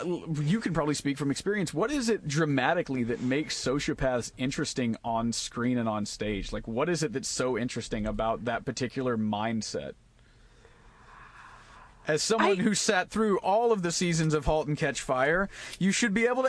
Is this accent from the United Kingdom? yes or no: no; Ireland; I'm like, that's not special. I'm Irish. That's what we do.